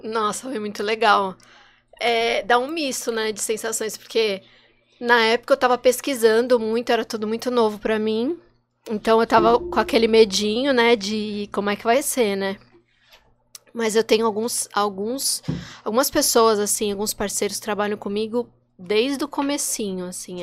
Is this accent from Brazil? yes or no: yes; São Paulo, Brazil; moved away as an adult; now in Santos, Brazil; mudei pra cá, eu sou de São Paulo